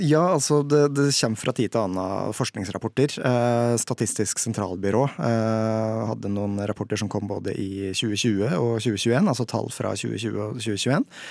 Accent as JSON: {"language": "Norwegian", "area": "Toten", "region": "Innlandet", "country": "Norway", "moved": "yes", "lives_now": "Hadeland, Norway", "said": "er fra Toten, bor på Hadeland"}